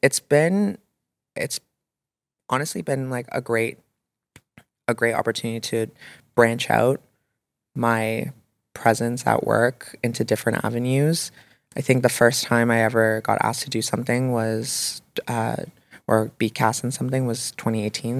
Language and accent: English; Toronto, Ontario, Canada; growing up in Toronto